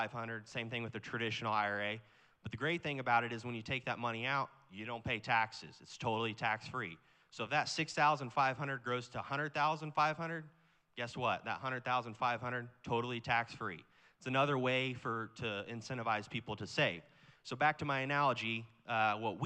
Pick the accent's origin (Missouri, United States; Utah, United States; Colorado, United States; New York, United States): Missouri, United States; Kansas City; I'm from Kansas City, Missouri